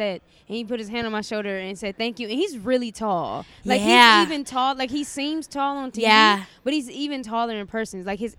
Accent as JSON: {"language": "English", "town": "Cleveland", "region": "Ohio", "country": "United States", "moved": "as an adult", "lives_now": "Los Angeles, United States", "said": "I'm from Cleveland, Ohio, but I'm based out of L.A. right now."}